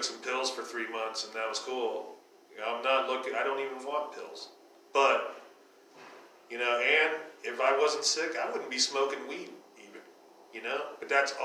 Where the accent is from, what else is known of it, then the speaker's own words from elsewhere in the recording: Northeast Ohio, United States; moved away; growing up in Northeast Ohio, it's fucking violent there